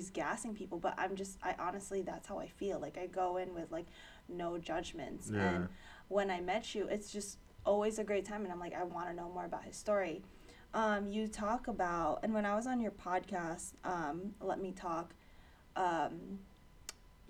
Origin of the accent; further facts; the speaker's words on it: New York City, New York, United States; I grew up in Ozone Park in Queens